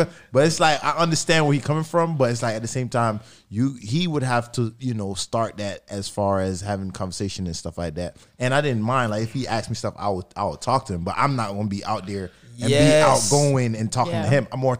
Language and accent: English; Jamaica; We're Jamaican